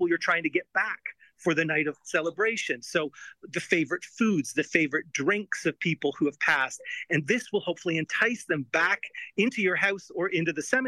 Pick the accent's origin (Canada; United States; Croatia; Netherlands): Canada; I'm a Canadian, not a Mexican.